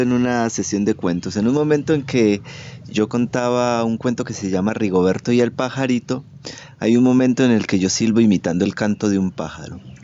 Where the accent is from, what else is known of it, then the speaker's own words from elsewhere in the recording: Manizales, Caldas, Colombia; now in Argentina; soy de Colombia, de la ciudad de Manizales Caldas y vivo actualmente en Argentina